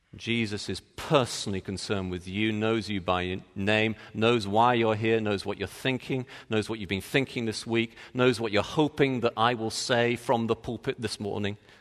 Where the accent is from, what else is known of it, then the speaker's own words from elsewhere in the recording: Texas, United States; moved away as an adult; I'm from Texas